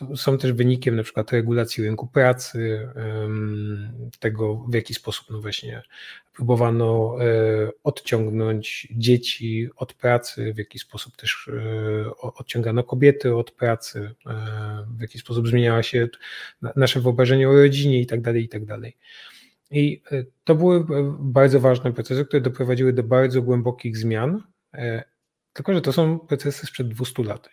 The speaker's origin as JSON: {"language": "Polish", "town": "Katowice", "region": "Silesian Voivodeship", "country": "Poland", "tie": "born or raised there", "said": "placówkę w Katowicach, z czego się bardzo cieszę, bo to moje rodzinne miasto"}